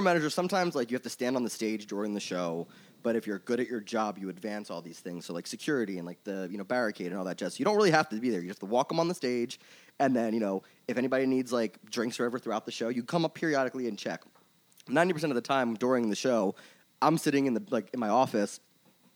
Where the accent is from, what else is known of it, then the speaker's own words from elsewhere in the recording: Philadelphia, Pennsylvania, United States; So I'm originally from Philly. I grew up here. I grew up in Northeast